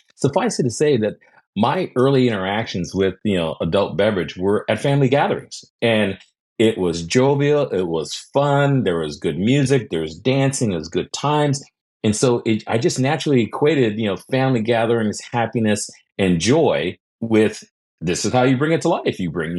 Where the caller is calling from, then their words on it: Los Angeles, California, United States; I am in sunny Southern California, right in Los Angeles here